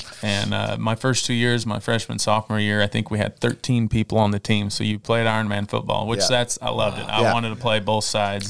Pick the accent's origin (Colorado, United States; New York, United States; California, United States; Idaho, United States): Idaho, United States; Idaho Falls; also born or lived in Dubois, Idaho / Montana; Dubois, Idaho, born and raised in Idaho Falls, and went through elementary, junior high in Dubois, Idaho.